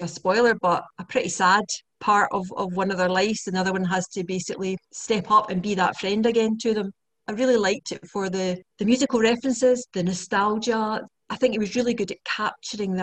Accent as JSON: {"language": "English", "region": "Scotland", "country": "United Kingdom", "said": "I always thought it was Scottish."}